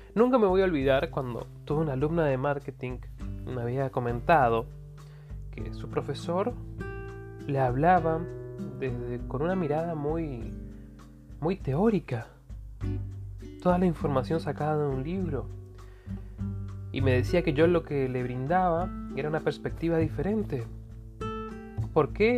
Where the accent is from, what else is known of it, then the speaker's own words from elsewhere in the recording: Argentina; Yo soy de Argentina